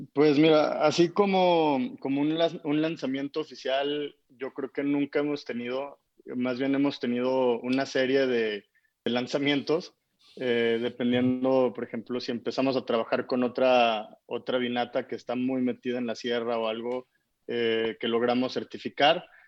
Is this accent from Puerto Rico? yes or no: no; Durango, Mexico; nosotros como norteños